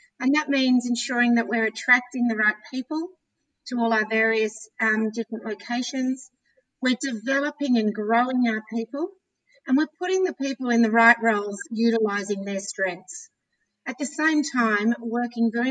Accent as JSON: {"language": "English", "town": "Canberra", "region": "Australian Capital Territory", "country": "Australia", "tie": "born or raised there", "also_born_or_lived": "London", "moved": "as an adult", "said": "growing up in Canberra, proud Canberran"}